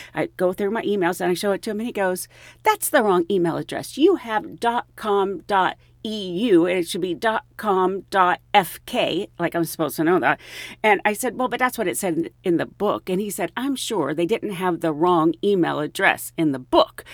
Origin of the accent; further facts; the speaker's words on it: Pennsylvania, United States; I grew up in Pennsylvania